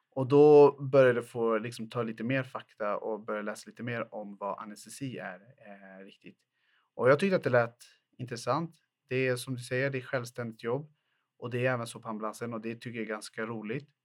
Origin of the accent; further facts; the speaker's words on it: Botkyrka, Stockholm County, Sweden; Jag är född och uppvuxen i Fittja, en ort i Botkyrka som ligger söder Eh, söder om Stockholm